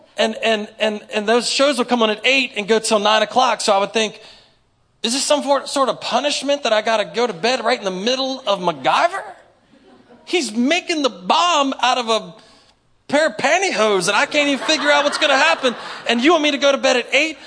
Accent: Inwood, West Virginia, United States; I grew up in Inwood. Y'all probably don't know nothing about South Berkeley

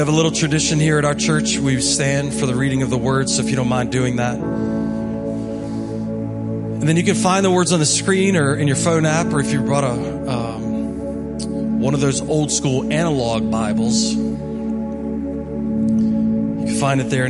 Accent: Hedgesville, West Virginia, United States; from Hedgesville

